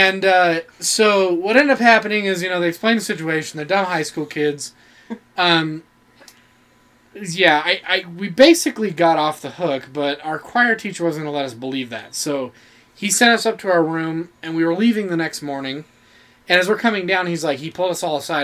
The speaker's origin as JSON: {"language": "English", "town": "St. George", "region": "Utah", "country": "United States", "tie": "born or raised there", "said": "I grew up in St. George, so I was a little further south"}